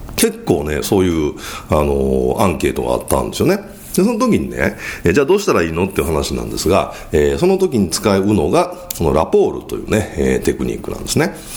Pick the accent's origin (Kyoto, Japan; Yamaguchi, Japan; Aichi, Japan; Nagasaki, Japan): Kyoto, Japan; accent: Kansai dialect, Kyoto accent; 僕は京都出身ですから、まあちょっと関西弁じゃないですか。